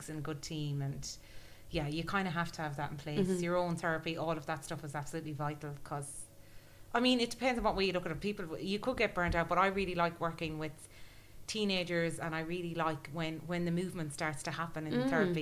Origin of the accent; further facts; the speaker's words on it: Galway, Connacht, Ireland; I grew up in Galway, right? In the middle of nowhere